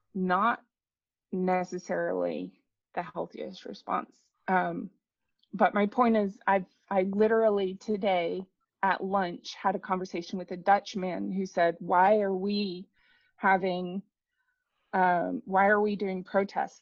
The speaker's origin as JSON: {"language": "English", "country": "United States", "tie": "born or raised there", "moved": "as an adult", "lives_now": "Netherlands", "said": "I'm an American. I grew up in America for 30 mumble years. I'm in the Netherlands now. I've lived here for nine years"}